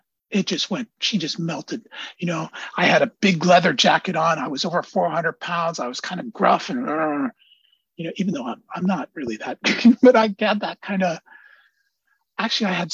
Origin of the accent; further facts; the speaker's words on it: Antioch, California, United States; now in Oakland, United States; I live in Oakland. I come from Antioch.